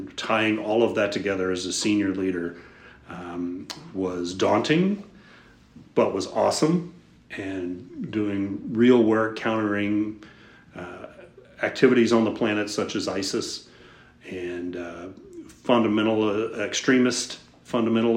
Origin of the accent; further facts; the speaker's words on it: Houston, Texas, United States; I grew up in Houston, Texas, at least the Houston area